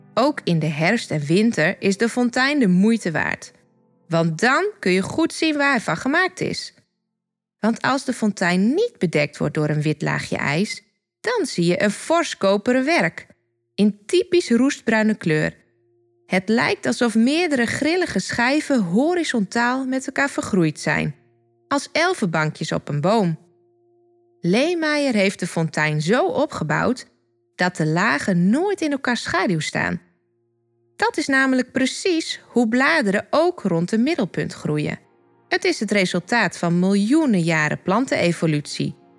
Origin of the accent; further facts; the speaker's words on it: Dokkum, Friesland, Netherlands; Ik ben geboren op een van de bolwerken van Dokkum en woon nu met mijn man en drie tieners ook op de bolwerken